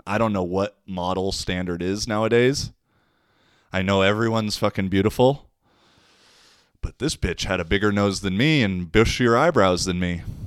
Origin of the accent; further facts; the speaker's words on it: Issaquah, Washington, United States; moved away as an adult; now in Finland; my hometown of Issaquah